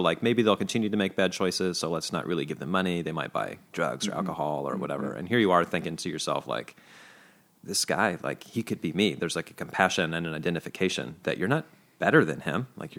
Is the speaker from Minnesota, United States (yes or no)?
no; Kansas City, Missouri, United States; I remember growing up in Kansas City, we don't have quite as much of a homeless population as we do, but, you know, it's cold there and there's a lot of need.